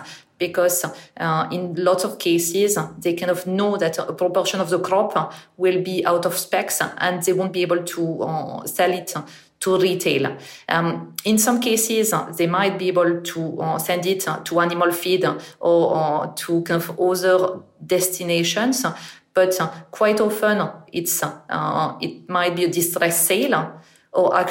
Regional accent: northern France, France; English is a second language; moved away as an adult; now in United Kingdom; I'm originally from France, and I actually grew up in the north of France

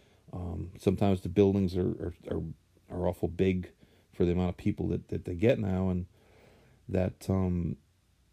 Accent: Saratoga Springs, New York, United States; growing up in Saratoga

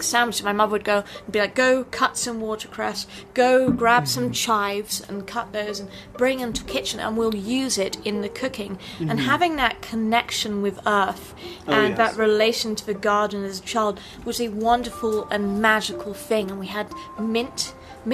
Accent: England, United Kingdom; now in Colorado, United States; growing up in England

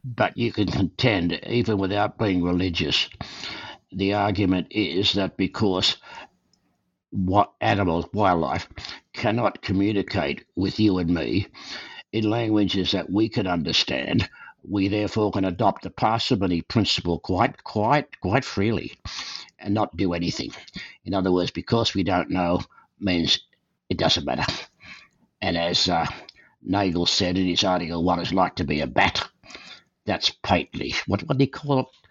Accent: Australia; moved away as an adult; also born or lived in Calgary, Canada; now in Canada; Born and raised in Australia, I came to Canada in 1963

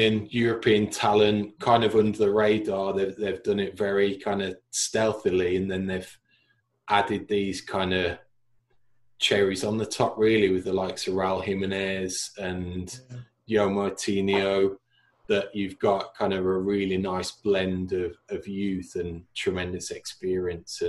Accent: between Wolverhampton and West Bromwich, West Midlands, United Kingdom; growing up in England, the area that I grew up in, it's very split between 3 miles that way is Wolves, and pretty much 3 miles the other way is West Brom

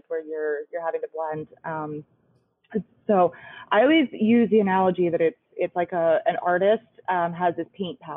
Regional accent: Harrisburg, Pennsylvania, United States; I grew up in Harrisburg, just right up the road from the Susquehanna

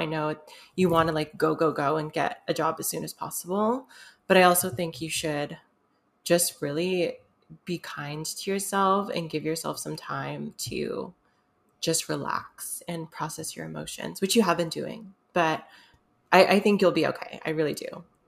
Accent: United States; I'm half Filipino, but I'm American.

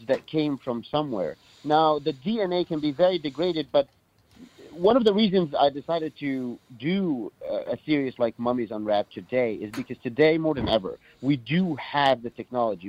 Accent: Cairo, Cairo Governorate, Egypt; I grew up in Cairo, Egypt

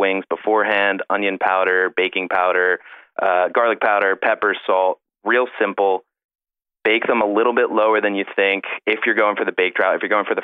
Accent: Philadelphia, Pennsylvania, United States; born or raised there

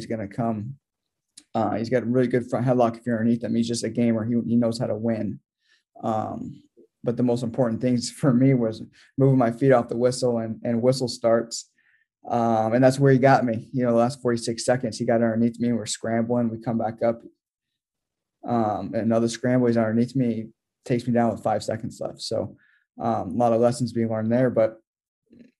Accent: United States; as an American

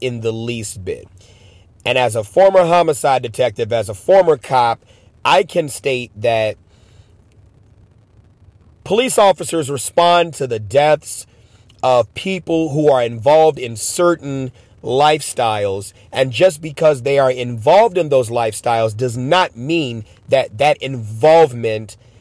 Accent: Chicago, Illinois, United States; Born and raised in Chicago, lived in multiple gang territories

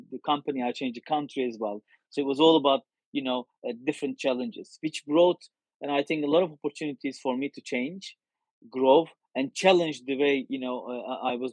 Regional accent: France; English is a second language; moved away as an adult; now in United States; one when I moved to to US from France.

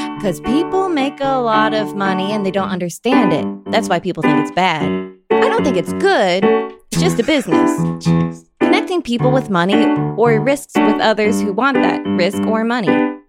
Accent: Allendale, New Jersey, United States; Allendale, New Jersey.

